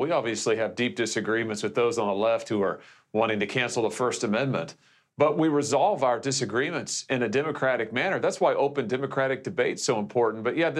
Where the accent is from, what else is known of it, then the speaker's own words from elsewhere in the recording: Missouri, United States; I just think of the many folks in my home state, Mike, in Missouri